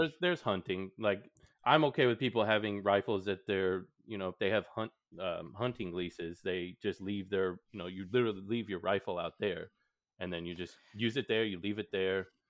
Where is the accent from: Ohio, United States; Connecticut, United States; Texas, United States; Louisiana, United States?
Texas, United States; I am from Texas, so it's just kind of our way of life.